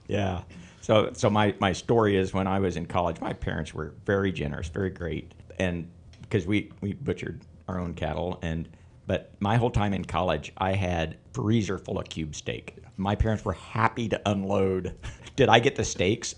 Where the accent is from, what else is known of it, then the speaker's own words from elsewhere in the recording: Northeast Kansas, United States; also born or lived in Illinois / Missouri; I grew up in Northeast Kansas and came to K-State to do my undergraduate and vet school.